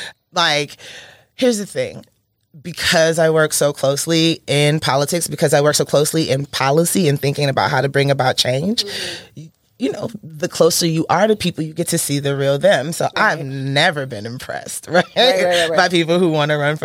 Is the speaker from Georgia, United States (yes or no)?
yes; Atlanta, Georgia, United States; also born or lived in Nigeria / Canada; born in Nigeria, raised in Southwest Atlanta. I'm an Atlanta Public School graduate and very proud of that. And I'm from Atlanta, not Metro Atlanta